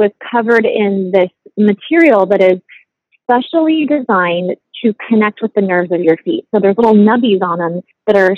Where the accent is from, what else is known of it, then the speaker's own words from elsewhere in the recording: United States; We're both from the States.